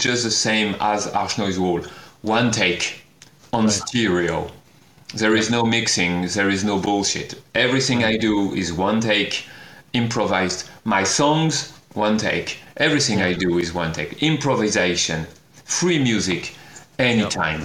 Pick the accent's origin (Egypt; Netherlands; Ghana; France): France; English is a second language; I am French, and I am speaking English with you.